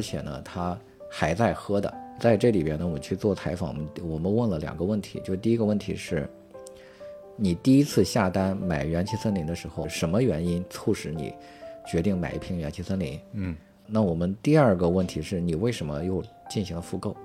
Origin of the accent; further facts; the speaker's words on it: Qingzhou, Shandong, China; moved away as an adult; also born or lived in Xi'an; 我可能就是比较典型的农村的孩子吧。我是七六年出生，我们是山东潍坊青州市的一个农村